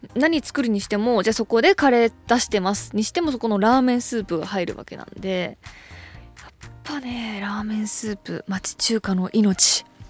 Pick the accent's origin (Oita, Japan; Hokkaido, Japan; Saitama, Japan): Hokkaido, Japan; moved away; 私北海道出身